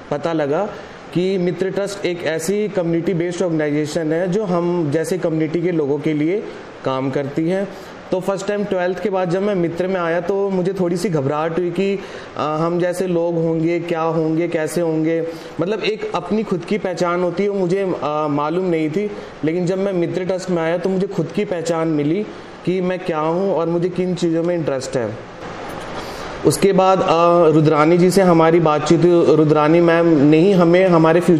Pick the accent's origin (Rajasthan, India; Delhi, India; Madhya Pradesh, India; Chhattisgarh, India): Delhi, India; लेकिन पैदाइशी मेरी दिल्ली की है और स्टडी भी मैंने दिल्ली से ही की है